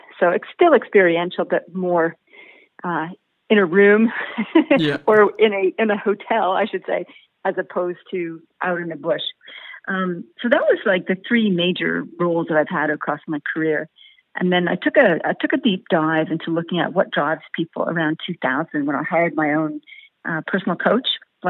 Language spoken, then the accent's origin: English; Winnipeg, Manitoba, Canada; born or raised there; moved away as an adult; also born or lived in Derby, England; now in Australia